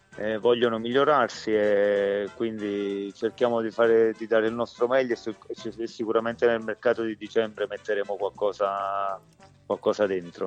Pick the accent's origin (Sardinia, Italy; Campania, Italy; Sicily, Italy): Campania, Italy; Eboli; io sono sono campano, sono di Eboli